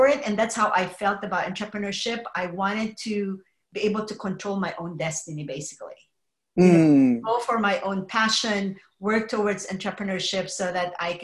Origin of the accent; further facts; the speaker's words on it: Philippines; moved away as an adult; also born or lived in New Jersey / Oregon / Denver, Colorado; now in California, United States; I was actually born and raised in the Philippines